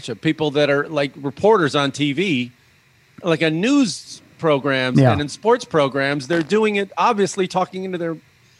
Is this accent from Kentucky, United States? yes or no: no; Illinois, United States; moved away; when I was growing up in Illinois